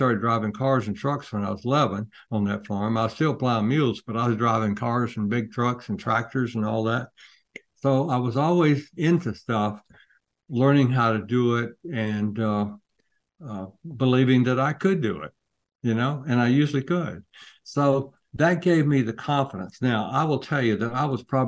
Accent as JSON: {"language": "English", "area": "between Athens and Commerce", "region": "North Georgia", "country": "United States", "tie": "born or raised there", "said": "I grew up in North Georgia, kind of the Red Hills. It's not the real hills, but it was red and a little bit hilly between Athens and Commerce, Georgia."}